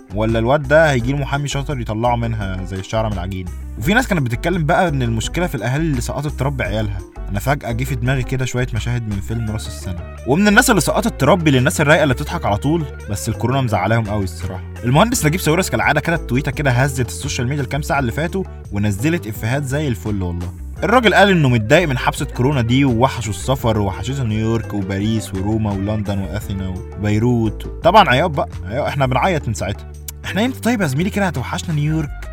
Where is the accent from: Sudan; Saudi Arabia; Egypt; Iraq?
Egypt; احنا عندنا في مصر هنا